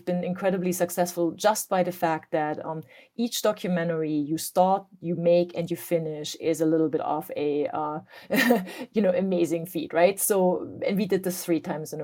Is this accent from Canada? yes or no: no; East Germany, Germany; now in United States; I grew up in East Germany